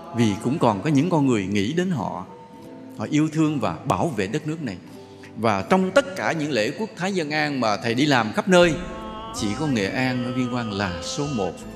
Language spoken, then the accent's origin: Vietnamese; Vietnam